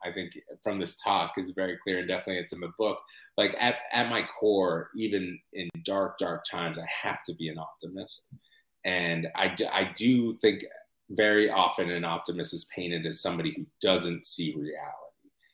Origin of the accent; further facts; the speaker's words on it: United States; I'm an American writer